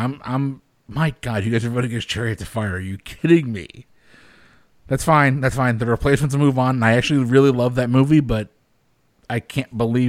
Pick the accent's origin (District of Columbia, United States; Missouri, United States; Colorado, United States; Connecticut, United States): Connecticut, United States; I'm from Connecticut